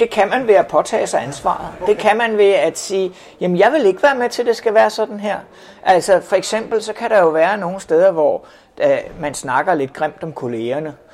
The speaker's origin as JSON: {"language": "Danish", "country": "Denmark"}